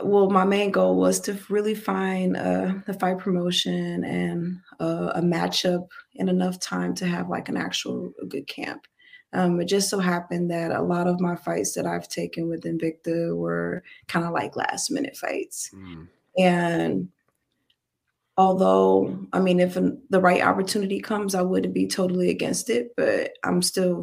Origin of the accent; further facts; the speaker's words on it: St. Louis, Missouri, United States; also born or lived in California; now in Houston, United States; I'm originally from St. Louis, Missouri